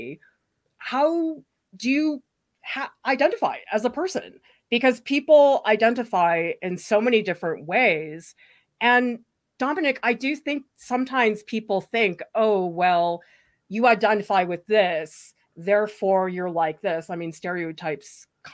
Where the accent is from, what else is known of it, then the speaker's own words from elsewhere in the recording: Massachusetts, United States; the town that I grew up in was in Massachusetts